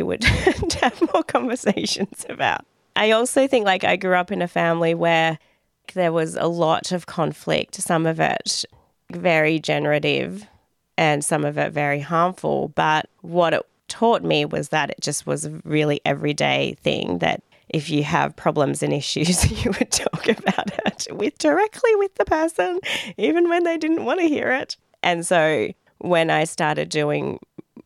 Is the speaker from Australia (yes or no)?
yes; Dandenong, Victoria, Australia; growing up as a migrant, growing up in Dandenong